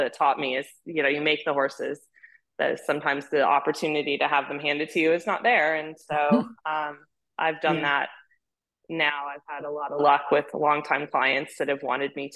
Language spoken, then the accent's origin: English; Hawaii, United States; also born or lived in California; now in Wellington, United States; I grew up in Hawaii riding.